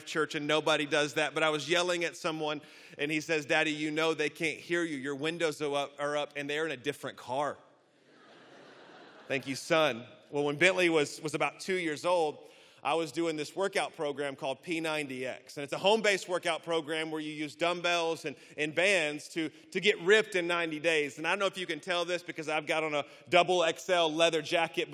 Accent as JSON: {"language": "English", "town": "Birmingham", "region": "Alabama", "country": "United States", "accent": "Southern", "moved": "yes", "lives_now": "Orlando, United States", "said": "I am from Orlando, Florida, originally from Birmingham, Alabama. You may hear the accent a little bit, a little slower in the South."}